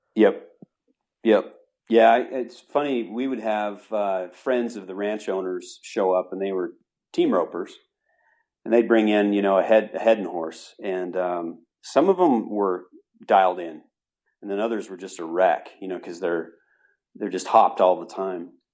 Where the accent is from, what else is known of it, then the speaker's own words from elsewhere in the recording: Utah, United States; moved away as an adult; born and raised in Utah, but this has been many, many years, uh, between then and my moving back recently